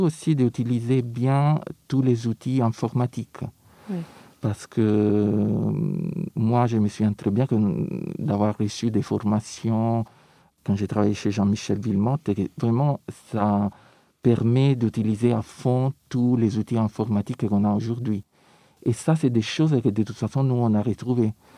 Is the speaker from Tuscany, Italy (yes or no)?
no; Rome, Lazio, Italy; French is a second language; moved away; je viens de Rome